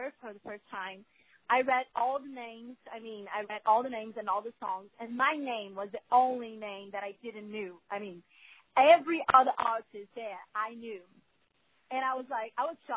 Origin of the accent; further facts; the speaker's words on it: Brazil; first language Portuguese; English is a second language; I'm from Brazil